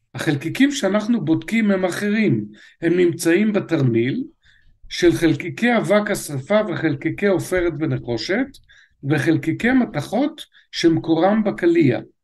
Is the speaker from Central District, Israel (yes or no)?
yes; Netanya, Central District, Israel; נולדתי בשיכון דורה בנתניה